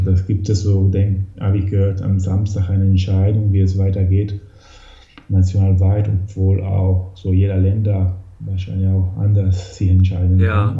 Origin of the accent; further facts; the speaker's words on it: Italy; moved away; also born or lived in Hamburg, Germany; bin ursprünglich aus Italien damals gekommen und bin dann wieder zurückgekommen